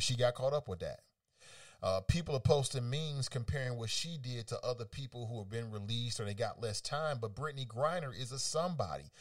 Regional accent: United States; as an American

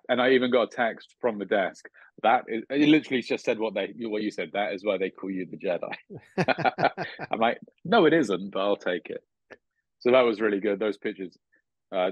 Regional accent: United Kingdom; now in United States; I'm a Brit for a start, but an American green card holder

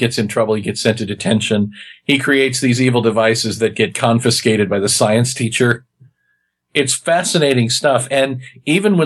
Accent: Kansas, United States; I'm from Kansas

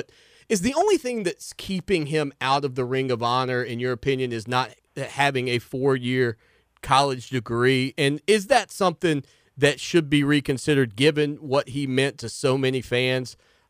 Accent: South Carolina, United States; I was the guy that was growing up in South Carolina.

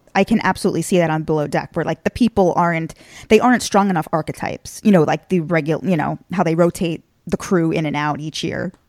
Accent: Long Island, New York, United States; I'm from Long Island originally

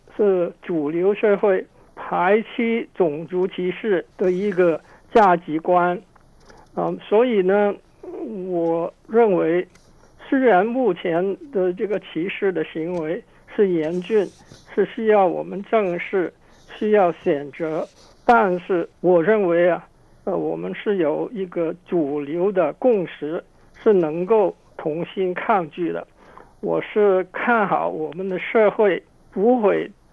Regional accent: Hong Kong; now in Canada; 我从香港来

